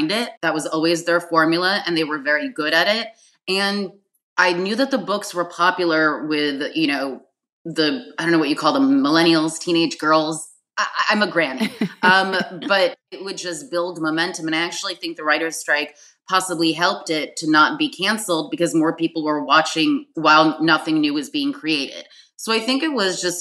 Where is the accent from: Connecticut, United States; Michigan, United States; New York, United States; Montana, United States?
New York, United States; New York City; also born or lived in Manhattan; I was born in Manhattan, raised in Brooklyn.